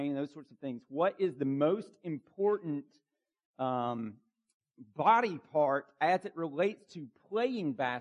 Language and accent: English; Bartow County, Georgia, United States; Where I grew up in Bartow County, Georgia